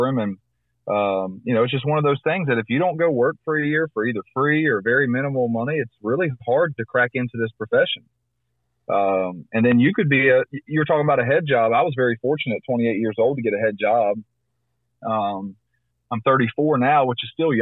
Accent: Christiansburg, Virginia, United States; I grew up in Christiansburg, Virginia

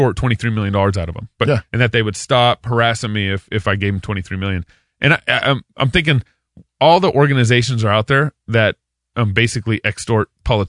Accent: Texas, United States; I'm from Texas

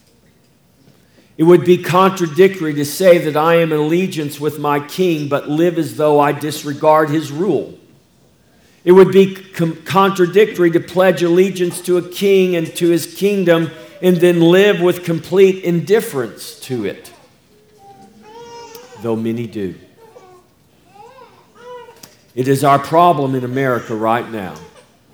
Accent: United States; I'm an American

